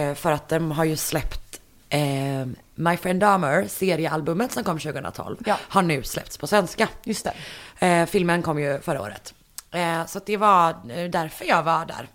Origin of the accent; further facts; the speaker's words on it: Partille, Västra Götaland, Sweden; i den lokala bokhandeln i Partille där jag är ifrån